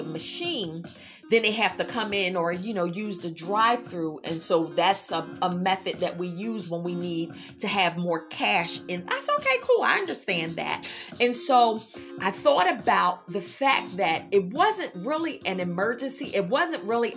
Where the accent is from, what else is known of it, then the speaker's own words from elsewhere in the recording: Philadelphia, Pennsylvania, United States; I'm from Philadelphia. We freestyle, you know, freestyle rappers.